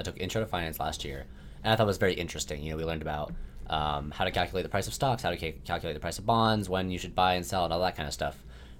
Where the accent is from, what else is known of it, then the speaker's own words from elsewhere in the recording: Northern Virginia, United States; moved away as an adult; now in Blacksburg, United States; Both of us are from Nova